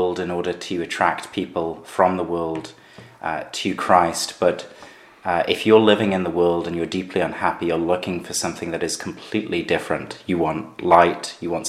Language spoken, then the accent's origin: English; Gateshead, North East England, United Kingdom; also born or lived in Sunderland; I was born in Sunderland, where I'm now planting the church, brought up in Gateshead